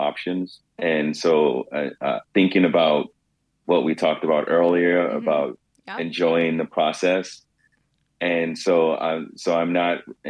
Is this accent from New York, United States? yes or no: yes; New York City, New York, United States